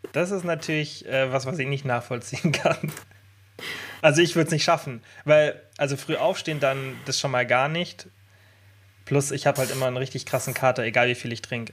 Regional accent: Bavaria, Germany; bei uns in Deutschland, ich meine bei uns in Bayern

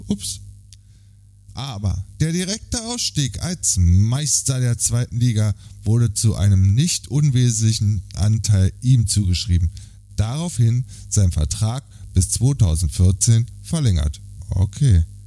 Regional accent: Berlin, Germany; Der Bundesliga-Verein meiner Jugend als Berliner

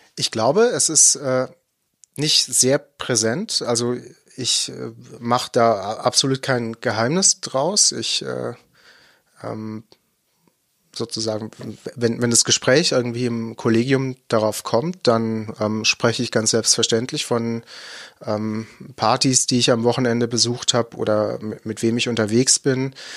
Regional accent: Baden-Württemberg, Germany; ich komme eher aus dem Nordbadischen, äh, gebürtig

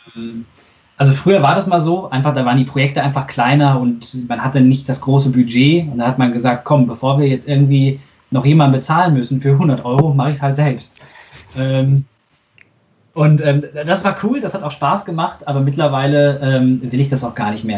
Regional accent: Unna, North Rhine-Westphalia, Germany; ich komme ja aus Unna

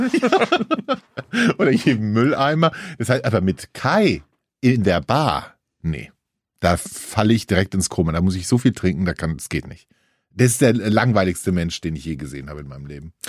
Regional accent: Hesse, Germany; bei uns in Hesse

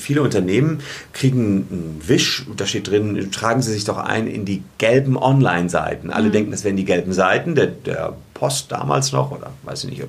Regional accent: Gevelsberg, North Rhine-Westphalia, Germany; seit ich 15 bin, habe ich angefangen für die Lokalzeitung in meinem Heimatdorf Gefelsberg zu schreiben.

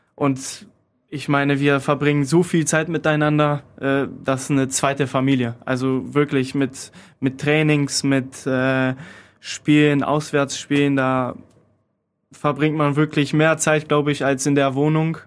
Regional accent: Poland; German is a second language; now in Krefeld, Germany; Ich komme aus Polen

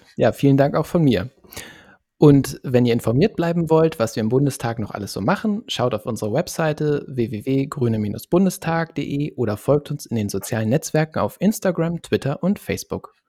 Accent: Lower Saxony, Germany; ich komme zum Beispiel aus Niedersachsen vom platten Land

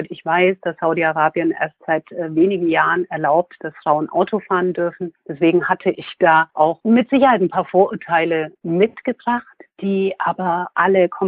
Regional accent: Würzburg, Bavaria, Germany; now in Munich, Germany; Heimatgefühle habe ich ehrlich gesagt in drei Städten. Das ist einmal München, wo ich lebe, Würzburg, wo ich herkomme, sehr lange gelebt habe und Berlin, wo meine Tochter lebt.

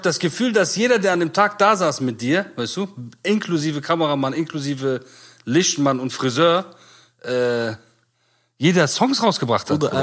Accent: Bonn, North Rhine-Westphalia, Germany; wir sind aus Bonn

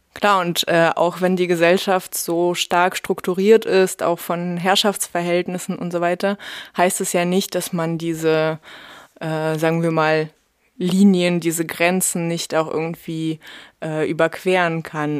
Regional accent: Russia; moved away; bei mir ging es schon in der ersten Klasse los. Da wurde ich in Russland als Deutsche beschimpft

